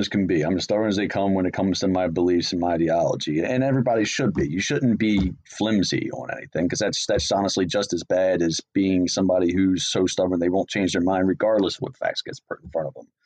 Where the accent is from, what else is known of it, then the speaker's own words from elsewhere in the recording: Baltimore, Maryland, United States; I grew up in Baltimore